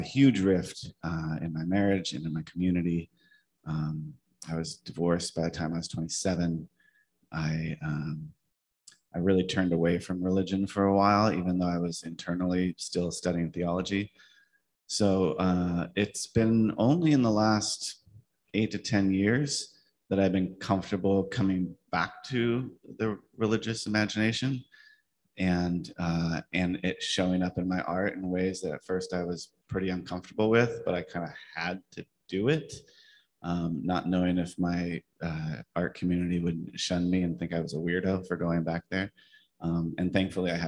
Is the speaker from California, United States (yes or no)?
yes; high desert of Southern California, United States; also born or lived in San Pedro; I grew up in the high desert of Southern California